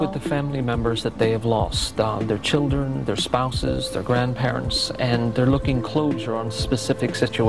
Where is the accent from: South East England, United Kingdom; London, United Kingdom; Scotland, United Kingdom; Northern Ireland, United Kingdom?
Northern Ireland, United Kingdom; I grew up in Northern Ireland. I'm the youngest of 7 boys